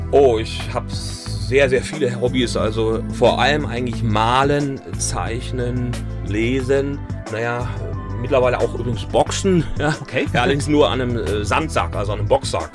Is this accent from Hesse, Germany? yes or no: yes; Königstein im Taunus, Hesse, Germany; first language German; also born or lived in Mainz; now in Essenheim, Germany; Also wenn, dann bin ich natürlich ein Hesse. Ich bin, bin aber in Königstein im Taunus aufgewachsen